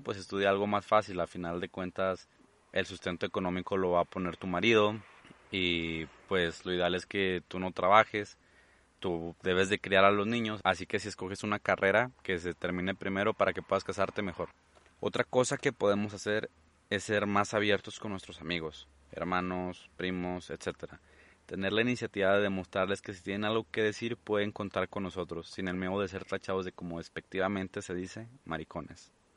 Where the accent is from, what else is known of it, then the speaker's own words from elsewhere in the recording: Mexico; mi país, México